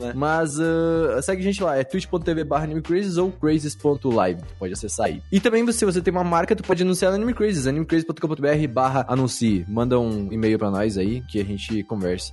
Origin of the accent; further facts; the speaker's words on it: São Paulo, Brazil; a gente é de São Paulo